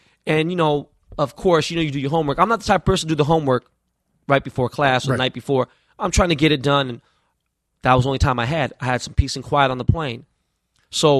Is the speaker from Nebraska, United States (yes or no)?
no; Los Angeles, California, United States; I grew up in Koreatown, L.A.